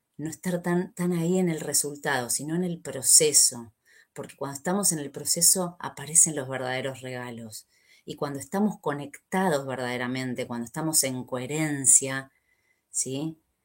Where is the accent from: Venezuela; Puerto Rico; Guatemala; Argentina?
Argentina; soy argentina